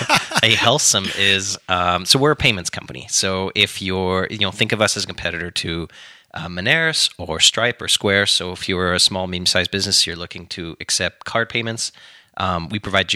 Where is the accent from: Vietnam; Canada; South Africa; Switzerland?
Canada; Don't take that what everything that is amazing about being a Canadian.